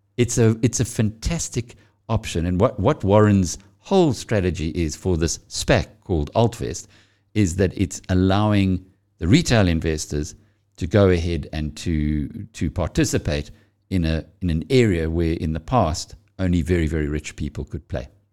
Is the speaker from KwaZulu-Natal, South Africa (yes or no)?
yes; KwaZulu-Natal, South Africa; I'm from KwaZulu-Natal.